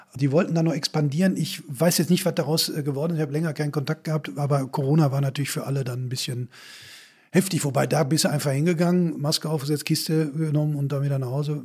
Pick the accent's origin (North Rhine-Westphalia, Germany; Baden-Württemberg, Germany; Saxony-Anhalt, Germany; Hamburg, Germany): North Rhine-Westphalia, Germany; Bochum; in Bochum, wo ich herkomme, hat die letzte Zeche 1973 zugemacht